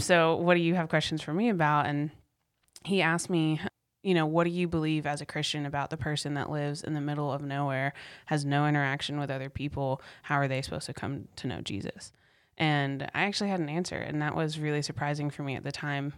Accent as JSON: {"language": "English", "town": "Cary", "region": "North Carolina", "country": "United States", "tie": "born or raised there", "also_born_or_lived": "Apex", "said": "I grew up in the Raleigh area. It's a suburb of Raleigh called Cary."}